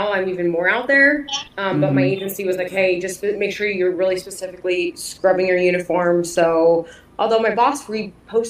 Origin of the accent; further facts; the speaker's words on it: Detroit, Michigan, United States; I grew up in Detroit, so I kind of grew up in a rough area